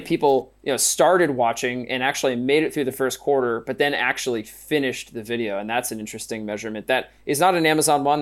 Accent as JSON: {"language": "English", "region": "Pennsylvania", "country": "United States", "said": "I'm from Pennsylvania"}